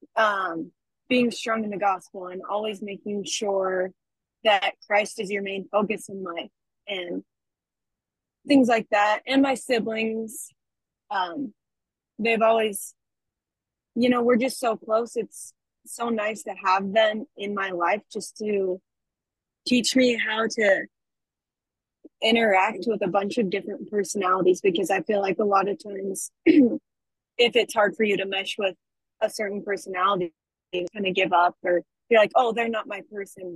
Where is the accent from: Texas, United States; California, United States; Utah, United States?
Utah, United States; Logan; now in Orem, United States; I am from Logan, Utah. I go to school in Orem at UVU